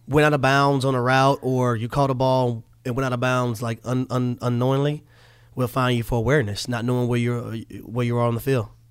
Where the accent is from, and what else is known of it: Atlanta, Georgia, United States; born or raised there